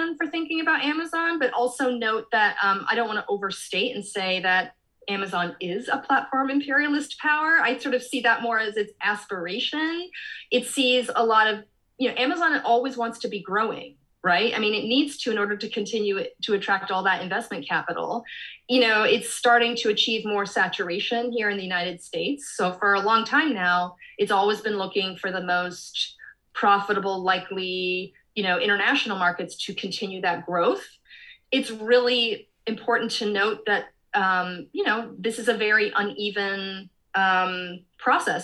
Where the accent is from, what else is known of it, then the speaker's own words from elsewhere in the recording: Canada; I'm from Canada